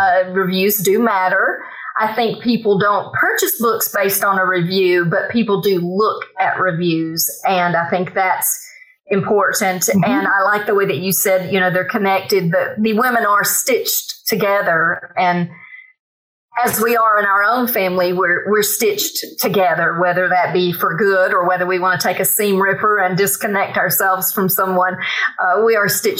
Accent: Bryson City, North Carolina, United States; City is my hometown

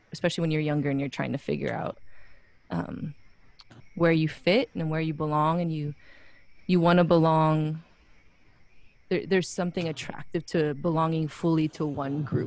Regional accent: Wailuku, Hawaii, United States; moved away as an adult; also born or lived in Pasadena, California; now in Portland, United States; I'm from Waluku, Maui. I was actually born in Pasadena, California

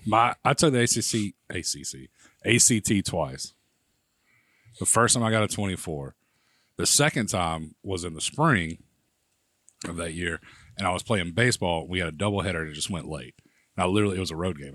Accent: Prattville, Alabama, United States; I grew up in Prattville, Alabama

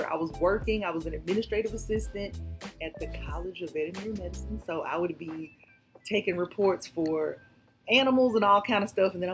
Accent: Columbus, United States; I'm from Columbus, and um, I so when I left Columbus, I went to University of Georgia.

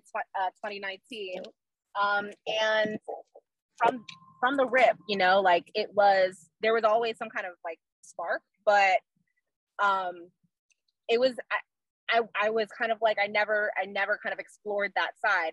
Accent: Orlando, Florida, United States; moved away as an adult; also born or lived in South Korea; now in Maryland, United States; I'm born and raised uh, in Orlando, Florida

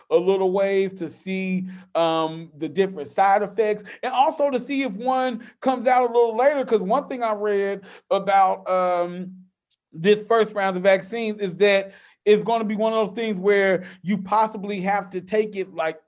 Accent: Memphis, Tennessee, United States; I don't even claim Tennessee. I claim Memphis.

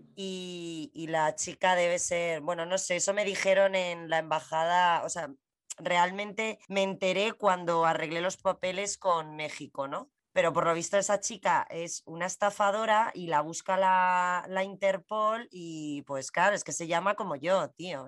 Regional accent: Spain; yo soy española

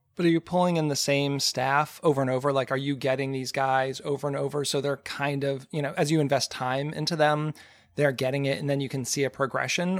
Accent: Frederick, Maryland, United States; here in my hometown

